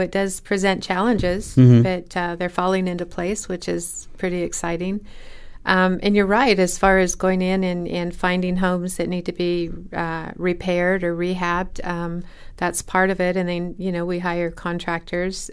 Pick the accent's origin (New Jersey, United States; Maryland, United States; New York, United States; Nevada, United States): Nevada, United States; Fallon; also born or lived in California; I'm actually from Fallon